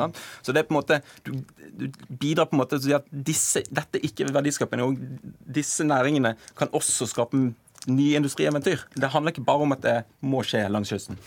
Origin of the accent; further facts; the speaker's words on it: Bergen, Vestland, Norway; jeg er fra Bergen selv